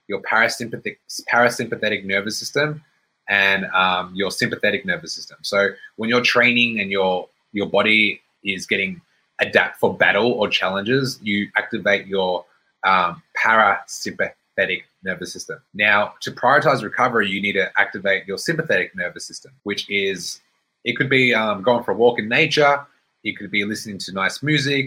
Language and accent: English; Brisbane, Queensland, Australia; now in Melbourne, Australia; So I lived in Melbourne. I was born in Melbourne. I grew up in Brisbane. I came back to Melbourne.